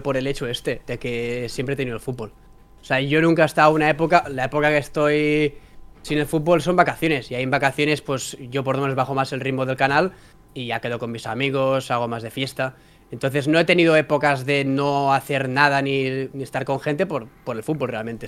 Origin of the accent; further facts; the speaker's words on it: Vilassar de Mar, Catalonia, Spain; vuelvo a mi pueblo, a Vilasa de Mar